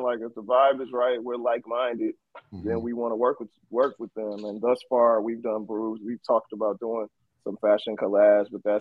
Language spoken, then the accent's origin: English; Oakland, California, United States; I'm from East Oakland